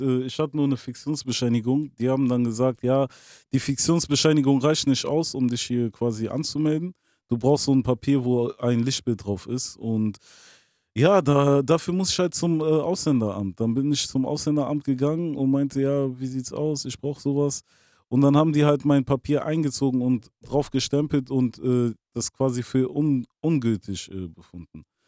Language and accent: German; Bonn, North Rhine-Westphalia, Germany; also born or lived in Angola (roots)